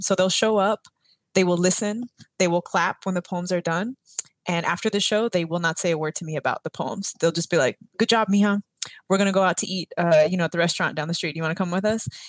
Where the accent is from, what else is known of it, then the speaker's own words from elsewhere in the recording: San Antonio, Texas, United States; I grew up on the south side of San Antonio, which is closer to the border with Mexico than it is to Houston